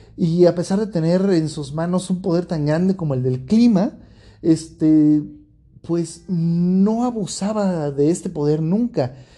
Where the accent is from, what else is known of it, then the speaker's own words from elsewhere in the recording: Mexico; yo como mexicano